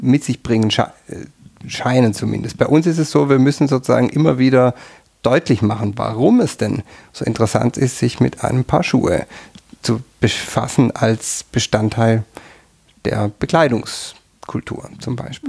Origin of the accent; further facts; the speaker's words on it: near Tübingen, Baden-Württemberg, Germany; moved away as an adult; now in Tyrol, Austria; Ich bin in der Nähe von Tübingen aufgewachsen